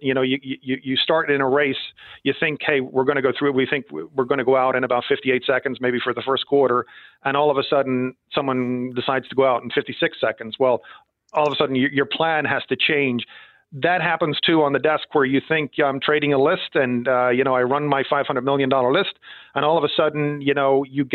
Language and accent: English; Ireland; moved away as an adult; also born or lived in Villanova, Pennsylvania; I grew up in Ireland